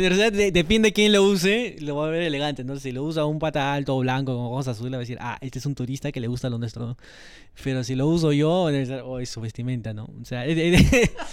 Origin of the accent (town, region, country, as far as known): Peru